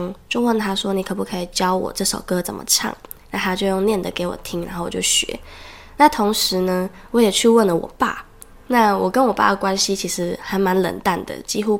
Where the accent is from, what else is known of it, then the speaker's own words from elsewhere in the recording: Taiwan; first language Taiwanese Hokkien; 我觉得我在这边讲我的母语是台语